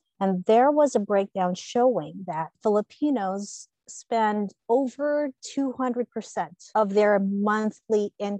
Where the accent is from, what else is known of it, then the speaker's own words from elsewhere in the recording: United Arab Emirates; I grew up in the United Arab Emirates, so it's like a mosaic of people from different cultures. So growing up there, I grew up with a lot of other kids from different nationalities, different religions.